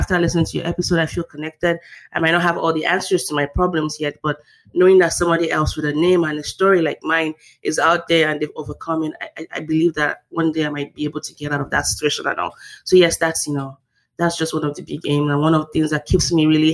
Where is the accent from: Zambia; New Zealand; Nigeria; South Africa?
Nigeria; moved away as an adult; now in United States; I describe myself, the host, as a Nigerian-born, US-educated, Korean-speaking, struggling intellectual.